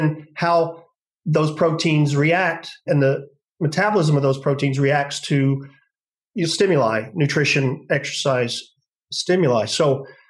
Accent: United States; moved away as an adult; also born or lived in Galveston, Texas / Birmingham / Stirling, Scotland / Durham; now in United Kingdom; I'm originally American.

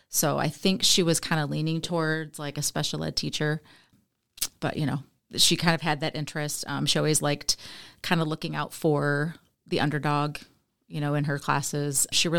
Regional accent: Jackson, Michigan, United States; now in Eaton Rapids, United States; I am from Jackson, Michigan, originally. I now live in Eaton Rapids, Michigan, with my husband, Michael.

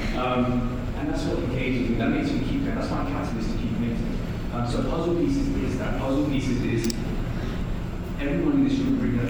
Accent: London, United Kingdom; I'm a kid from East London

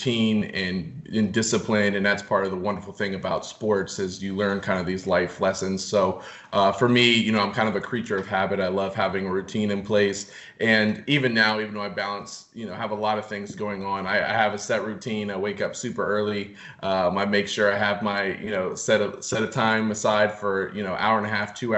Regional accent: D.C., Virginia, United States; So I grew up outside of Washington, D.C. In Virginia. Grew up, you know, actually on a farm.

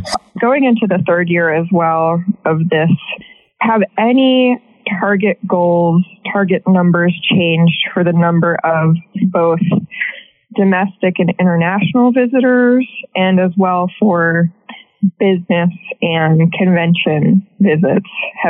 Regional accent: Midwest, United States; also born or lived in Cincinnati; I'm also from the Midwest. I moved from Cincinnati in the middle of the first wave, the first lockdown.

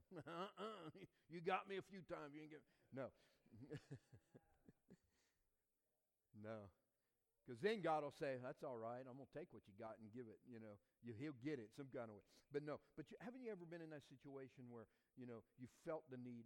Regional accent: southeast Louisiana, United States; moved away as an adult; also born or lived in Georgia; I was born and raised in southeast Louisiana, Cajun culture

